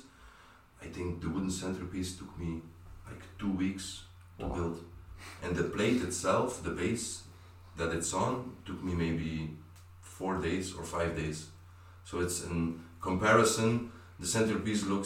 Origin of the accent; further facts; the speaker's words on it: Belgium; I grew up in Belgium